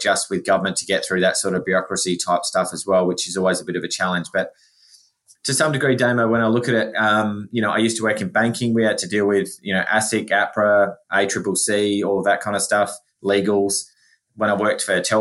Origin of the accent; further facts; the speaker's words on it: South Australia, Australia; I am from South Australia